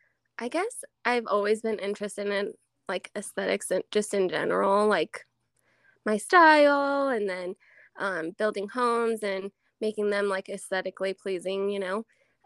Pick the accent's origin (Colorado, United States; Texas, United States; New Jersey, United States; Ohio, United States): Colorado, United States; Rifle; also born or lived in Grand Junction, Colorado; I'm born and raised actually just in Rifle, Colorado.